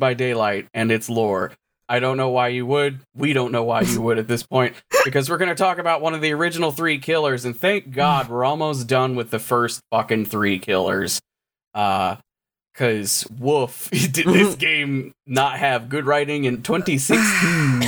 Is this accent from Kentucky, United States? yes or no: yes; Western Kentucky, United States; I grew up in Kentucky, but I was in Western Kentucky